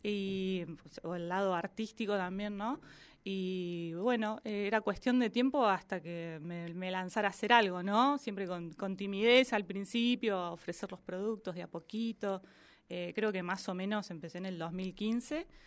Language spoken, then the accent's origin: Spanish; Viedma, Río Negro, Argentina; also born or lived in Bahía Blanca; vivimos en Bahía Blanca mientras él estudiaba, terminaba sus últimas materias, pero somos de Viedma.